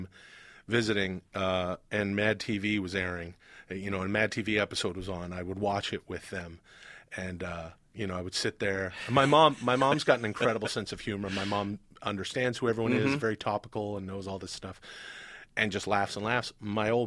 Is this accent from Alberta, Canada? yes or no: no; Vancouver, British Columbia, Canada; I'm from Vancouver